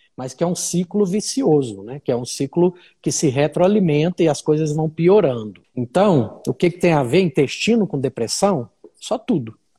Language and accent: Portuguese; Uberlândia, Minas Gerais, Brazil; moved away as an adult; now in Brasília, Brazil; sou mineiro de Uberlândia, estou perdido em Brasília há mais de 10 anos, então já sou candango